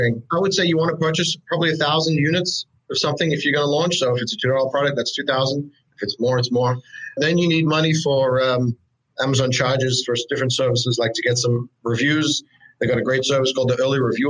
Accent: Australia; moved away as an adult; I'm actually from Australia. I don't know if you could pick it up in my accent. I've been here for a few years now, but I came from Australia

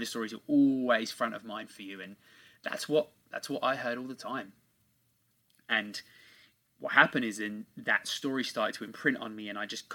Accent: England, United Kingdom; born and raised in England.

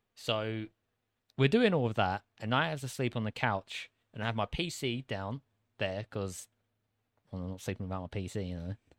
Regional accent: United Kingdom; accent: British; moved away; An average Brit

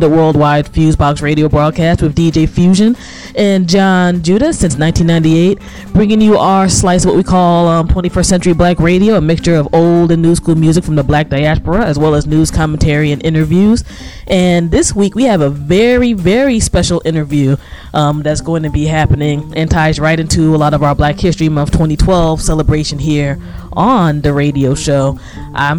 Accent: Washington, District of Columbia, United States; I grew up in the Washington, D.C. metro area

